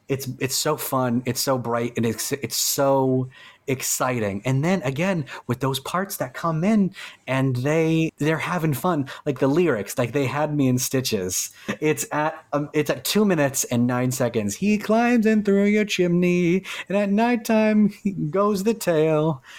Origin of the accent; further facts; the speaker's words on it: Salem, Massachusetts, United States; We are, we are, we are from Salem